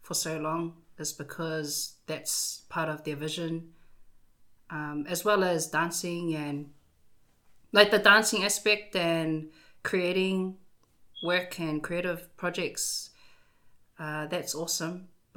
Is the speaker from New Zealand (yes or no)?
yes; Wellington, New Zealand; also born or lived in Whanganui, New Zealand / Auckland, New Zealand; now in Hastings, New Zealand; I was born in Wellington. And so Wellington and Whanganui were kind of the cities that I grew up in.